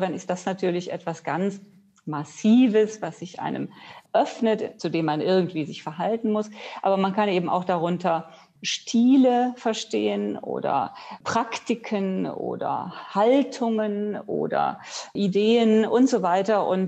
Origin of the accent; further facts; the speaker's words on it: Rhineland, Germany; Wenn ich anfange äh, in meiner Kindheit, äh, ich komme ja aus dem Rheinland, da ist meine erste Assoziation gewesen, das preußisch Blau der preußischen Uniformen